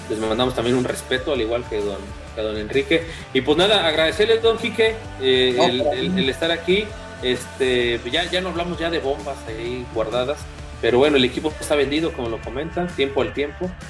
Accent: Ciudad Victoria, Tamaulipas, Mexico; y, pues digo, más si Ciudad Victoria, que es mi tierra natal, ahí pues genial, ¿no?

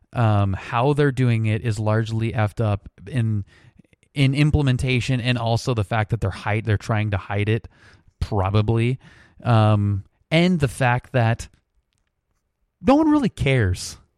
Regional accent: United States; being an American

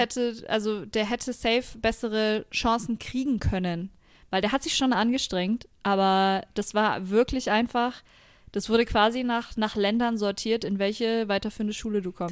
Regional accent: Franconia, Bavaria, Germany; now in Nuremberg, Germany; ich bin zwar in Franken geboren und aufgewachsen, aber ich fühle mich überhaupt nicht als Fränkin

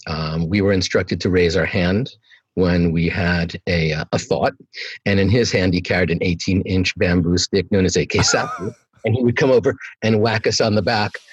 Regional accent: New York, United States; moved away; I'm from New York.

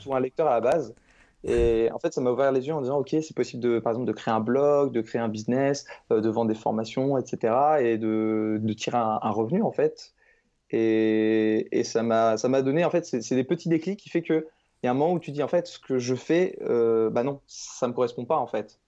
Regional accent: Caen, Normandy, France; je suis de Caen en Normandie

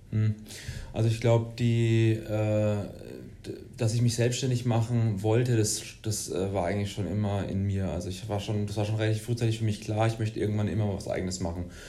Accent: Würzburg, Bavaria, Germany; Ich bin äh, Würzburger, gebürtiger Würzburger ähm, und ähm, ja, habe Wirtschaftsinformatik hier in Würzburg studiert

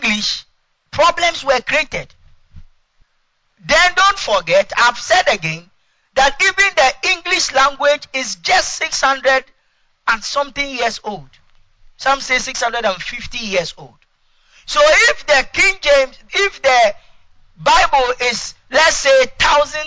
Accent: Ashanti, Ghana; English is a second language; I'm an Ashanti from the Ashanti tribe

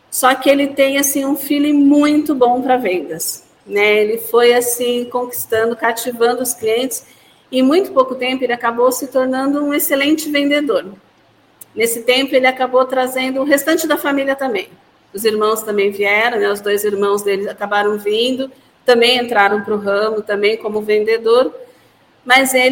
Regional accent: Santa Cecília do Pavão, Paraná, Brazil; Eu, na realidade, eu vim do outro lado, eu vim do Paraná, de uma cidade chamada Santa Cecília do Pavão.

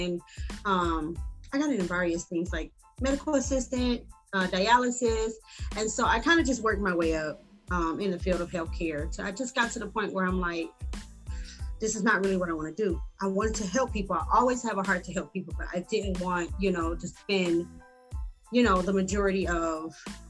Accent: Detroit, Michigan, United States; also born or lived in Ohio / Cincinnati / Kentucky; now in San Antonio, United States; I'm originally from Detroit, Michigan. I've lived everywhere. Ohio, Cincinnati, Kentucky, and now I am in San Antonio, Texas.

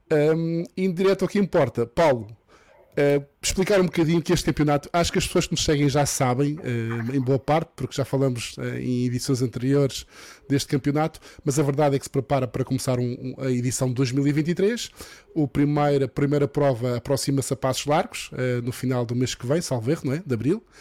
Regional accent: Madeira, Portugal; eu sou madeirense, gosto sempre de ver a Madeira incluída

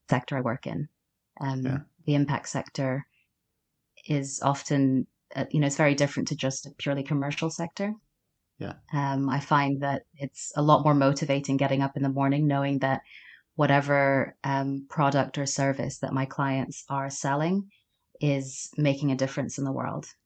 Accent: Sudan; born there; accent: Mid Atlantic; also born or lived in Uganda; But I um, grew up around um, different countries in Africa. So I was born in Sudan, um, and my mother is South Sudanese, and my father was English.

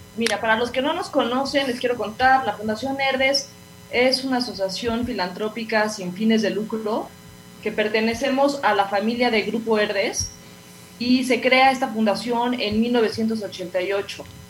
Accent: Mexico; como somos mexicanos

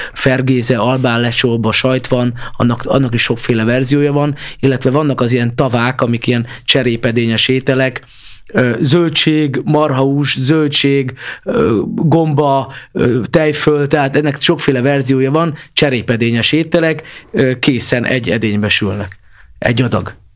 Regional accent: Budapest, Hungary; ezt Pestiként már azért sokszor nem érezzük

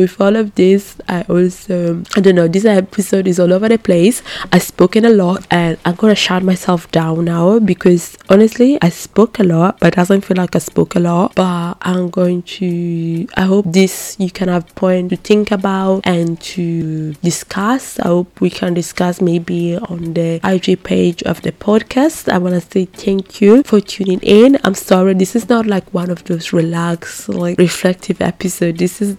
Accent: Ghana; When it comes to my citizenship, I'm originally Ghanaian, and Ghana is, when this episode comes out, is going to celebrate the 65th years of independence.

